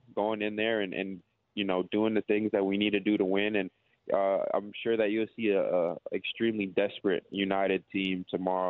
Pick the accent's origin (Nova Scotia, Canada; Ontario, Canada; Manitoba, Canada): Ontario, Canada; Toronto; now in Melbourne, Australia; I'm from Toronto, Canada